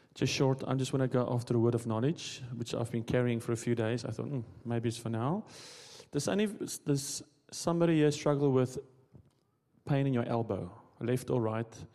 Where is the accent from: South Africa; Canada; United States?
South Africa; moved away as an adult; I'm also from South Africa